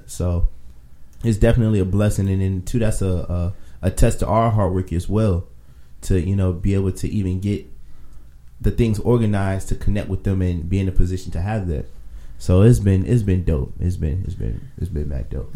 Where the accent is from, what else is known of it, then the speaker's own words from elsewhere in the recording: Virginia, United States; I'm from Virginia